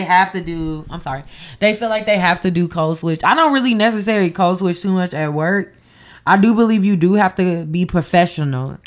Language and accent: English; Champaign, Illinois, United States; I grew up being the token black girl because I am from Champaign, Illinois